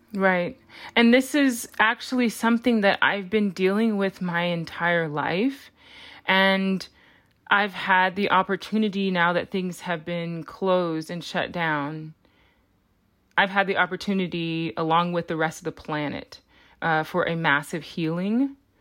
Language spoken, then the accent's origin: English; Los Angeles, California, United States; my hometown of Los Angeles